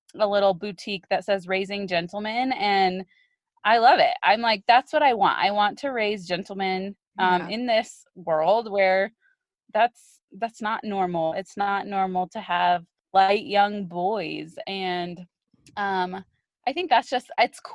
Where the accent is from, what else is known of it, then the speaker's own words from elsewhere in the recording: Colorado, United States; I am born and raised in Colorado